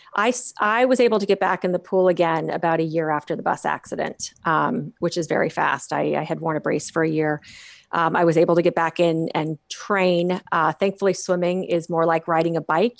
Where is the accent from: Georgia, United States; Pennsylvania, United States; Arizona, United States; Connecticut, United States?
Arizona, United States; Phoenix; growing up in Phoenix, Arizona, we all learned to swim when we learned to walk